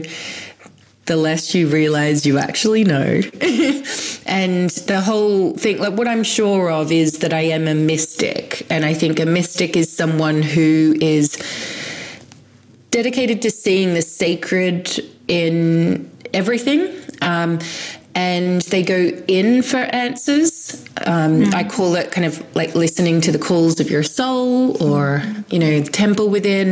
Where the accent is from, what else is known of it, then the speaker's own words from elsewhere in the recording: Sydney, New South Wales, Australia; I grew up in Sydney in Australia